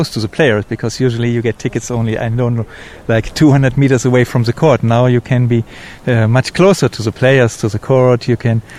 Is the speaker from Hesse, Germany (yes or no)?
yes; Frankfurt, Hesse, Germany; No, no, no. I'm from Frankfurt in Germany.